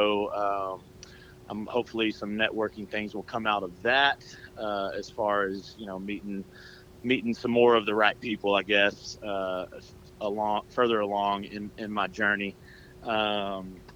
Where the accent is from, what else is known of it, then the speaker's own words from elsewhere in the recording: Oklahoma, United States; now in Nashville, United States; I'm from Oklahoma